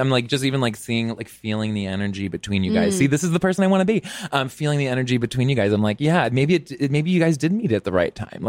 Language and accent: English; Texas, United States; I'm from Texas.